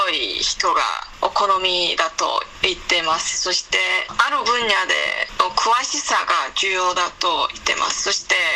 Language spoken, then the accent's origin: Japanese; Liaoning, China; Japanese is a second language; はい、そうですね。